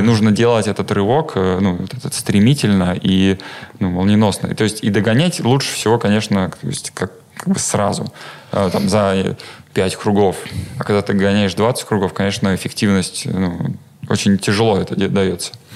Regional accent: Vladimir, Vladimir Oblast, Russia; я родом с Владимира

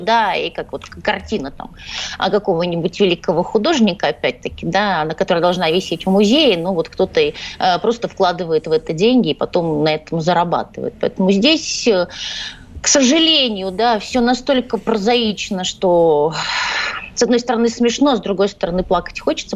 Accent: Odesa, Odesa Oblast, Ukraine; я из Одессы

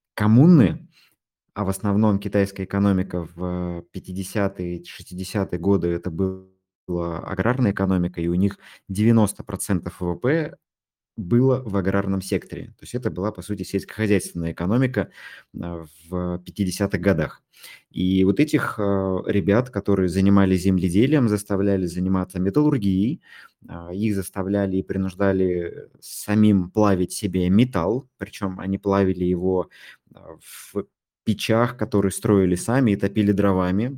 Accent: Tomsk, Tomsk Oblast, Russia; Вот не из Москвы, я из Томска

